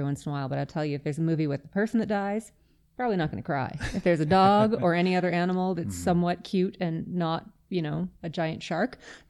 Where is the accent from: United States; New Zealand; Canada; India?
Canada; Yellowknife, Northwest Territories; now in Calgary, Canada; I am originally from Yellowknife. I ended up in Alberta on my own. My family traveled a lot.